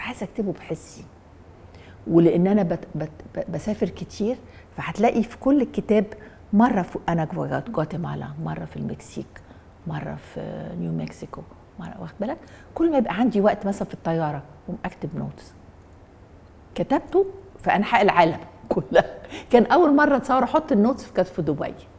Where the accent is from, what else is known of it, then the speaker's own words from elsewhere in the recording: Egypt; انا مصري انا عربي